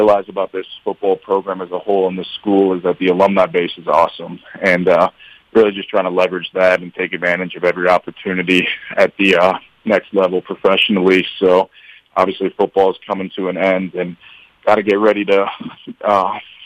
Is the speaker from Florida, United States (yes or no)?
no; Chicago, Illinois, United States; moved away as an adult; now in Hamilton, United States; I'm from Chicago